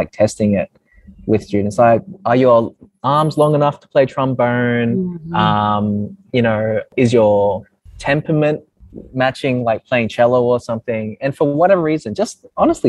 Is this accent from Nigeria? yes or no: no; Brisbane, Queensland, Australia; I grew up in Brisbane, also known as Mianjin. I grew up in a suburb called Sunnybank